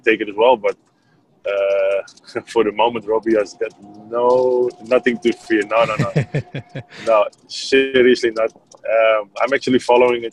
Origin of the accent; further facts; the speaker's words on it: Netherlands; I was from Holland